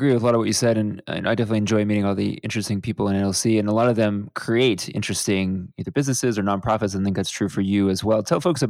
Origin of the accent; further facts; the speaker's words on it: Houston, Texas, United States; You know, I'm actually from Houston, so I spent a decent amount of time in San Antonio